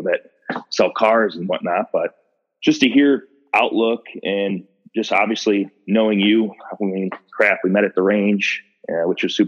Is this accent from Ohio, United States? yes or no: yes; Ohio, United States; I was born and raised in Ohio, never really left